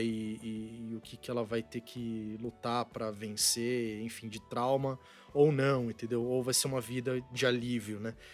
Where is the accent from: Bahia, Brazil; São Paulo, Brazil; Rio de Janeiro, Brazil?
São Paulo, Brazil; eu nasci em São Paulo, no estado de São Paulo, na cidade de São uhum. Paulo, na Avenida Paulista